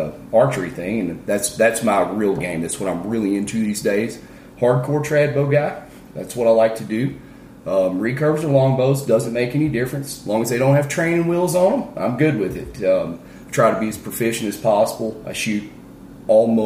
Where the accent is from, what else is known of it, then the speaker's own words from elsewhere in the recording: Delta region of Arkansas, United States; moved away as an adult; now in Wyoming, United States; spent my life growing up in the Delta region of Arkansas